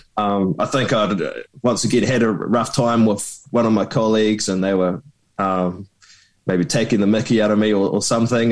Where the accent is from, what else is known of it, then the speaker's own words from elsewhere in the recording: Christchurch, Canterbury, New Zealand; also born or lived in Queenstown; I was born in Christchurch, and when I was eleven, I moved to Queenstown with the family